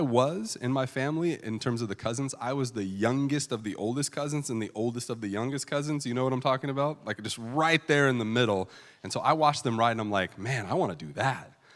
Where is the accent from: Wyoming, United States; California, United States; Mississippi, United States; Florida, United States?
California, United States; I grew up in California